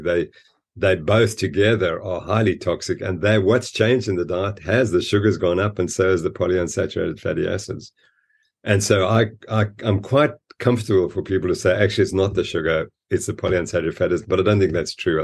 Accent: Zimbabwe; now in South Africa; I was born in Rhodesia, Zimbabwe, which had fantastic ranches

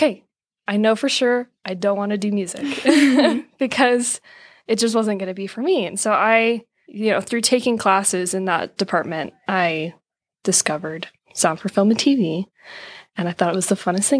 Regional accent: Sacramento, California, United States; moved away as an adult; now in Utah, United States; I grew up in Sacramento, California, and my background's in music

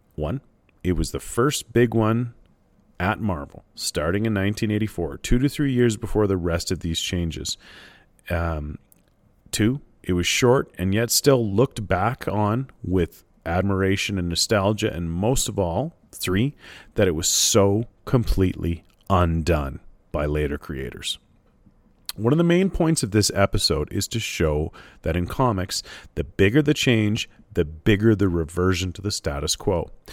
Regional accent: Canada; as a Canadian reader

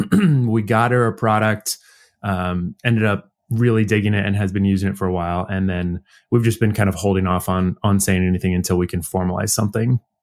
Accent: Nebraska, United States; moved away; we're all originally from Nebraska, again, central Midwest United States

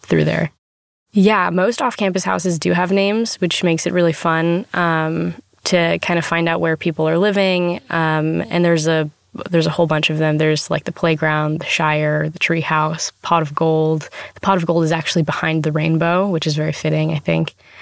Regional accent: Mill Creek, Washington, United States; I am from Mill Creek, Washington

